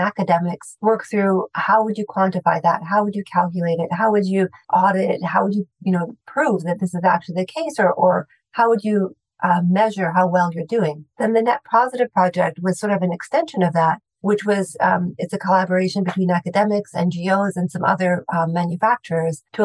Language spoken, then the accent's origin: English; Saskatchewan, Canada; I grew up in Saskatchewan